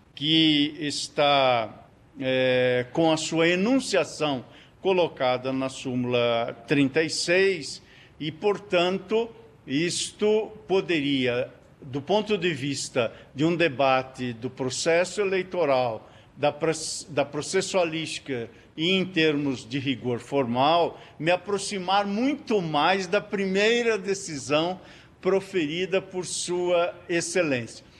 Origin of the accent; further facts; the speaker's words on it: Rondinha, Rio Grande do Sul, Brazil; moved away; also born or lived in Paraná; Eu que nasci em Rondinha e me fiz paranaense